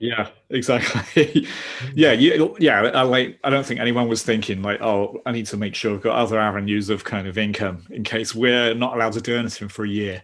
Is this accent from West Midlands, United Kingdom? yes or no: no; London, United Kingdom; I'm from South London. That's where that's where I am now